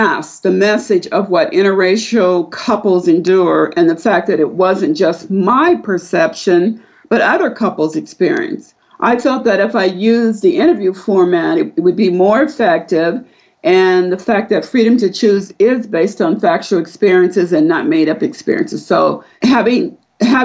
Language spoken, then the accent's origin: English; Vandalia, Missouri, United States; also born or lived in Springfield, Illinois; I was born in Springfield, Illinois. However, I grew up in Vandalia, Missouri